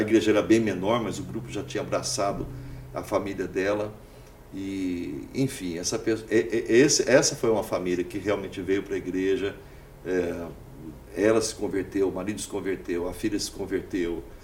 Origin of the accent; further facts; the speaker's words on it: Uberaba, Minas Gerais, Brazil; moved away as an adult; now in Orlando, United States; Eu fui criado em Uberaba, na minha cidade natal, na rua Boa Esperança.